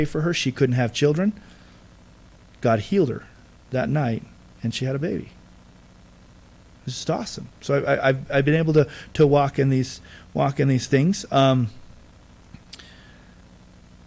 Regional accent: United States; I'm American

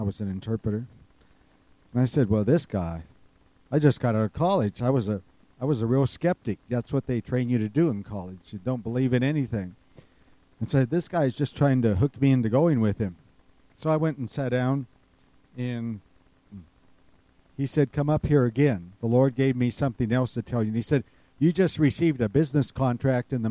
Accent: Running Springs, California, United States; I grew up in Running Springs as a baby. And I was born and raised there.

